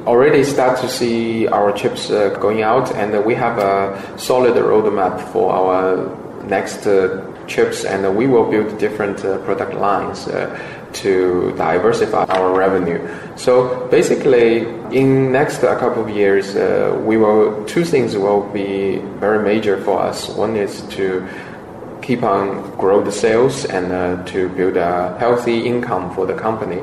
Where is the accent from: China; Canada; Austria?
China; Shanghai; moved away; also born or lived in United States; Shanghai is my hometown